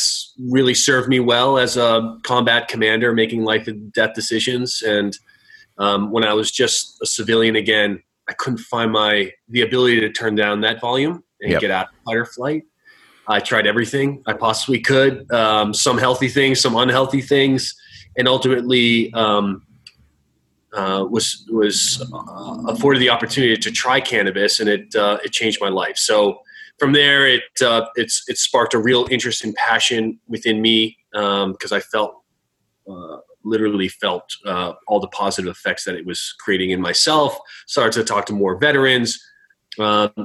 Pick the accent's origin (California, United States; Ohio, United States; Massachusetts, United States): Massachusetts, United States; Newton; moved away as an adult; I grew up in Newton, Mass.